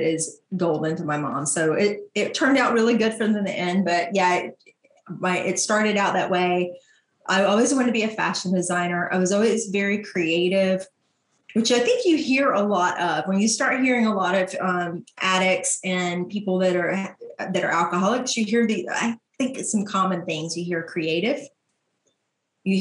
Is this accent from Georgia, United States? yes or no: yes; LaGrange, Georgia, United States; LaGrange, Georgia